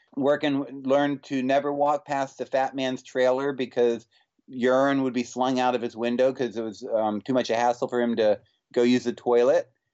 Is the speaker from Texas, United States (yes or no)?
no; Winston-Salem, North Carolina, United States; also born or lived in Massachusetts / Advance, North Carolina; now in New York City, United States; spent my, all my formative years in Winston-Salem and then in Advance, North Carolina